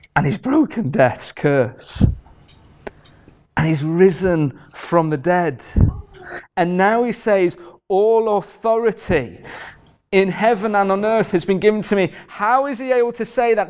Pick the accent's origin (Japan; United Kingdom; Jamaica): United Kingdom; Carlisle, North West England; I'm from Carlisle